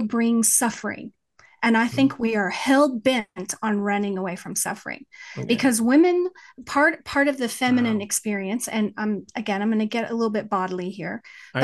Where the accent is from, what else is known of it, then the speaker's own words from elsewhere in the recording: West Texas, United States; accent: West Texas; my West Texas accent